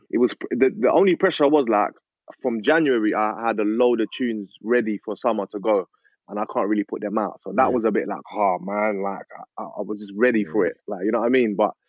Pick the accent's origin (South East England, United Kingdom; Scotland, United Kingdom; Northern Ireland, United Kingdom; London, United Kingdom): London, United Kingdom; now in Essex, United Kingdom; Like, raised in East Ham. Like, so I was born in Newham General Hospital. So from then I moved there. And then, so since then I've been here.